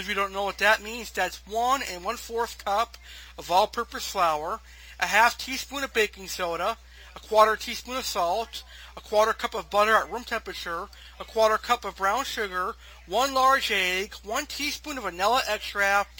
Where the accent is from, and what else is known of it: United States